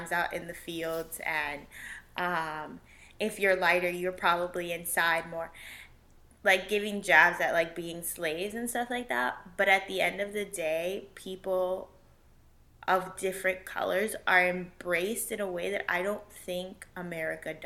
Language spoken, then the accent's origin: English; Puerto Rico; I'm not from Mexico, that I'm not from wherever other than Puerto Rico.